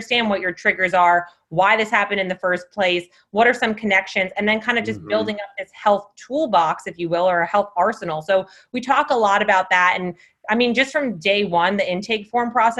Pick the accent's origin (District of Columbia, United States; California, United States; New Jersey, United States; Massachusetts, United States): New Jersey, United States; moved away; I am from New Jersey